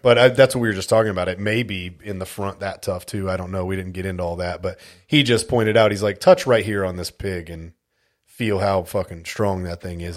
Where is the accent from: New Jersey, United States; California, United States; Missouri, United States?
California, United States; moved away as an adult; also born or lived in Las Vegas, Nevada / Grand Forks, North Dakota / Alaska; I was born and raised in California